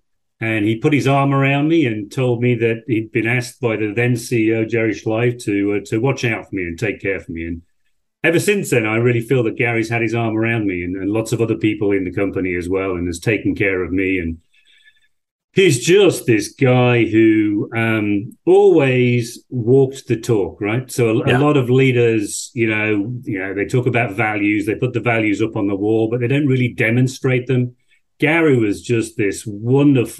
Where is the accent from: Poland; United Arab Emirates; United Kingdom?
United Kingdom; Yorkshire and the Humber; moved away as an adult; also born or lived in France / Germany; I'm an Englishman, a Yorkshireman from the north of England. I was brought up in a small village in Yorkshire, population 1,000.